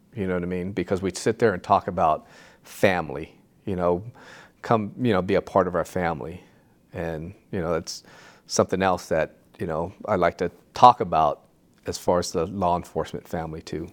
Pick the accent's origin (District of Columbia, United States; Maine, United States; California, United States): California, United States; Santa Ana; I grew up in Santa Ana in the, you know, the seventies